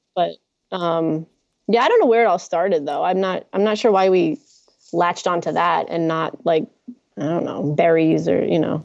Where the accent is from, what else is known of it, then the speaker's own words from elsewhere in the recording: New Jersey, United States; accent: New Jersey; now in Los Angeles, United States; That's New Jersey talking